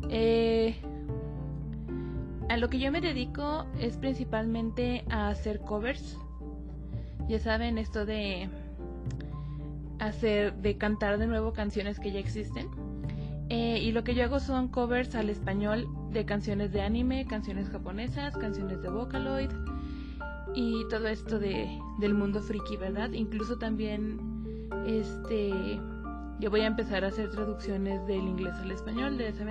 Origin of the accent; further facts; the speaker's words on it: Zacatecas, Mexico; Bueno, comienzo con mi nombre artístico, de dónde soy, soy de aquí de Zacatecas, y mi expresión artística y el tiempo que llevo haciéndolo.